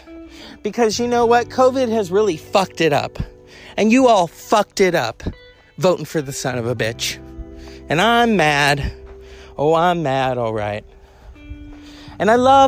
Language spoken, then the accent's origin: English; California, United States; as a Californian and as an American